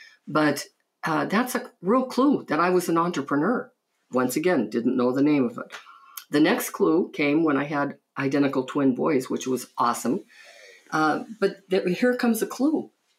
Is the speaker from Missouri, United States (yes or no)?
no; Butte, Montana, United States; I grew up in Butte, Montana, mining town. People used to say it was so rough and tough. Well, it wasn't for me because I grew up Catholic.